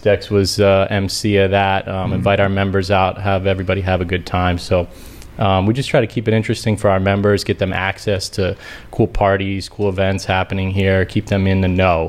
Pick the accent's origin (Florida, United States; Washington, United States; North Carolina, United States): Florida, United States; Sarasota; I did grow up in Florida, not South Florida, right? That's kind of the Miami area, but Sarasota on the Gulf Coast.